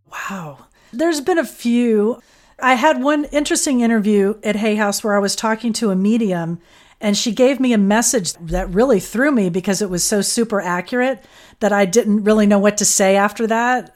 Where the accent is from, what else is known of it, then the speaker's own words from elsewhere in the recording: Fort Lauderdale, Florida, United States; I grew up in Fort Lauderdale